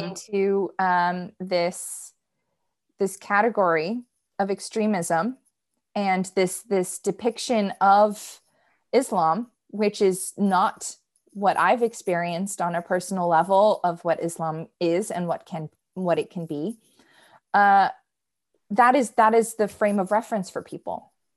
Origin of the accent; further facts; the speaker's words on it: United States; me being an American